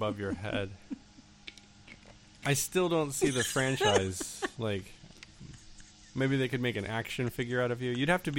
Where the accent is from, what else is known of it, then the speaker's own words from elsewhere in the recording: Florida, United States; I grew up in Florida